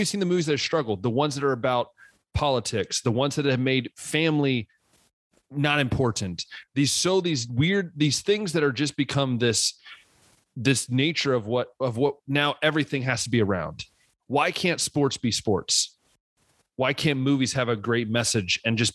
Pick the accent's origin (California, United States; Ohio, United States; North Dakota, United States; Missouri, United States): Ohio, United States; growing up in Ohio